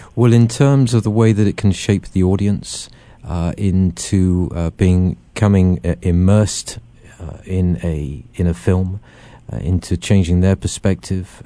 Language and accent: English; England, United Kingdom; being this Englishman and growing up with them